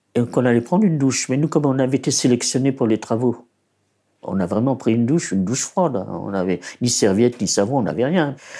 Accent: Paris, Île-de-France, France; also born or lived in Poland; Je suis née en Pologne le 5 janvier 1928. Mes parents ont émigré de Pologne en 1930, ils ont trouvé un appartement à Belleville

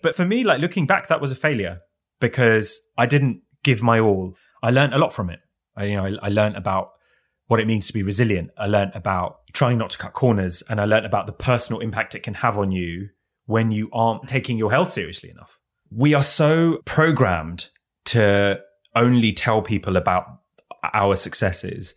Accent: London, United Kingdom; Even though I, I grew up in London, one of the richest cities on the planet

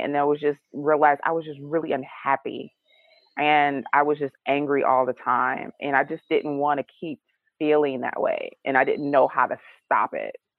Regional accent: Detroit, Michigan, United States; I grew up in Detroit, Michigan.

